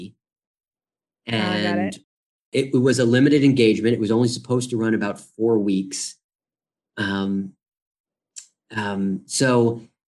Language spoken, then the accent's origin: English; New York, United States; I grew up in New York, 20 minutes outside of Manhattan